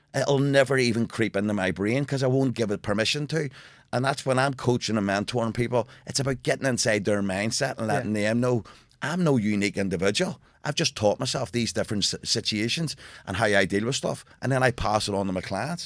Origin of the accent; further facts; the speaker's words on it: Belfast, Northern Ireland, United Kingdom; growing up in Belfast